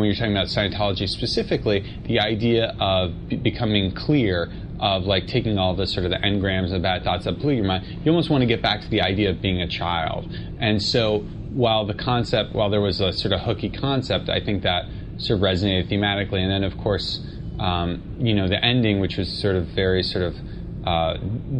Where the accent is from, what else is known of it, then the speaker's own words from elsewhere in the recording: New York City, New York, United States; I grew up in Manhattan